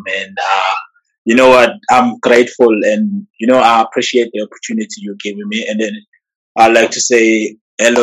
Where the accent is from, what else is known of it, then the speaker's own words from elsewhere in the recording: Eshowe, KwaZulu-Natal, South Africa; I'm from Ishawe. There's a small town.